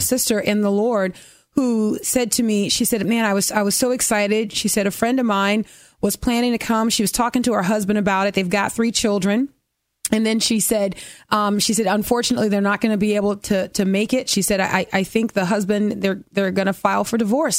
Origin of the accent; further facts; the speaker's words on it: New Orleans, Louisiana, United States; also born or lived in Dallas, Texas; My mom left Dallas and moved back to her hometown, New Orleans. And that's where I grew up in a fatherless home